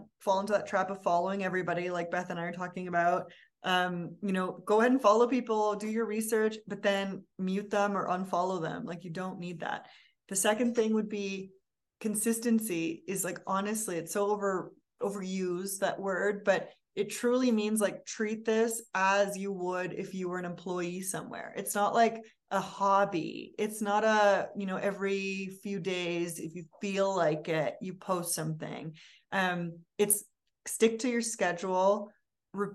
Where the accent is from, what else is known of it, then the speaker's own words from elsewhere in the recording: Vancouver, British Columbia, Canada; moved away as an adult; also born or lived in Berlin, Germany / New York, United States; I'm from Vancouver